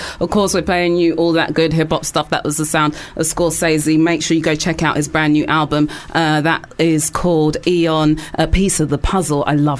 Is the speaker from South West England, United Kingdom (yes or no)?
no; London, United Kingdom; I'm a DJ and I'm from North London.